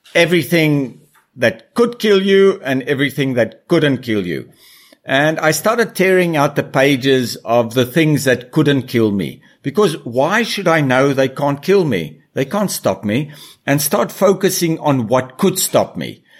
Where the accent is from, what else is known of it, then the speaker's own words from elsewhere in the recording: South Africa; moved away; also born or lived in Brazil; as a kid growing up in South Africa around animals